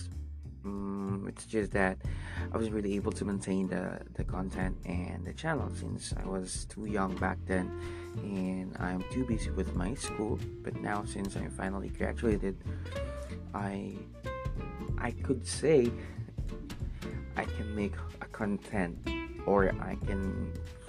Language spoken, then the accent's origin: English; Philippines; first language Tagalog; English is a second language; my own language, which is Tagalog, because I'm Filipino